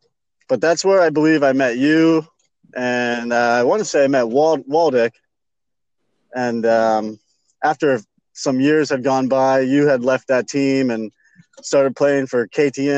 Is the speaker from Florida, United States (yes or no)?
yes; Sarasota, Florida, United States; I was born here in Sarasota, Florida, born and raised, lived here till I was about